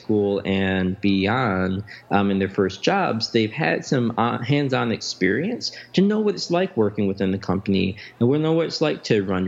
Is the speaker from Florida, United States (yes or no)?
no; Chicago, Illinois, United States; I grew up in the Chatham neighborhood of Chicago